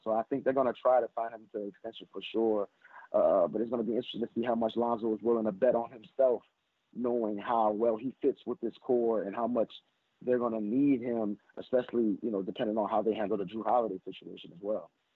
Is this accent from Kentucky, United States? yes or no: no; New Orleans, Louisiana, United States; I love my New Orleans people, and I'm from New Orleans, so I'm always going to speak for New Orleans